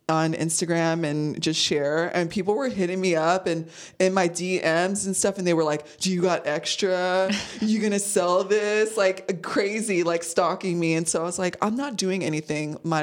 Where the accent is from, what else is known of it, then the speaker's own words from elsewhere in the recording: San Diego, California, United States; moved away as an adult; also born or lived in Chicago; we're two girls from San Diego, mind you, moving to Chicago